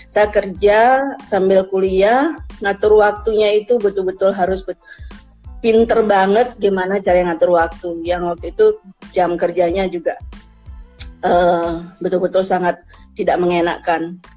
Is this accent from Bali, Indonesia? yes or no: yes; Singaraja, Bali, Indonesia; Kemudian saya lahir di Sinaraja itu kota yang betul-betul memang panas katanya. Kemudian pendidikan saya SD, SMP, SMA di Singaraja